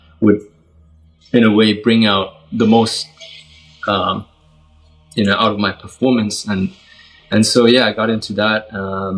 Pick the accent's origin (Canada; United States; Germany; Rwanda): Germany; Nuremberg, Bavaria; I'm from Germany, so I live in Nuremberg, which is not the biggest city, and so at that time there weren't many martial arts schools